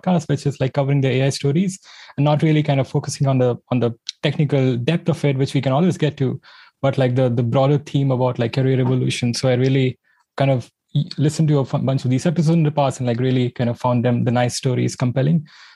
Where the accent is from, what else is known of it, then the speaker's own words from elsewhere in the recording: India; I grew up in India